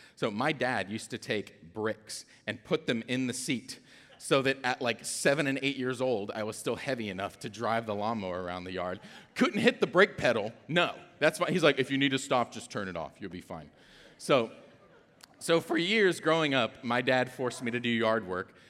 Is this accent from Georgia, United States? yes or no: yes; Atlanta, Georgia, United States; I'm also from Atlanta